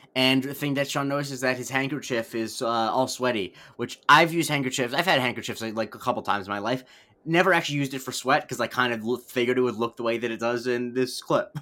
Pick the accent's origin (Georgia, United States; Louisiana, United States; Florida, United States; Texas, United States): Florida, United States; moved away; my hometown is not big enough to have its own news network